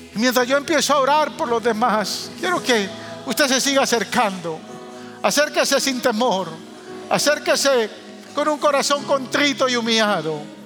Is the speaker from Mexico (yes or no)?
no; Guatemala; moved away; also born or lived in New York; los que somos chapines y amamos nuestra tierra